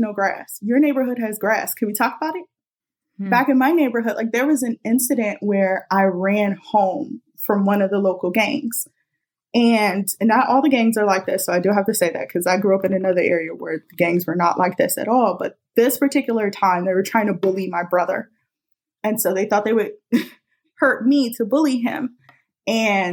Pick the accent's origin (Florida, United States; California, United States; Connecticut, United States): California, United States; Los Angeles; I'm from South Los Angeles, which is originally called South Central.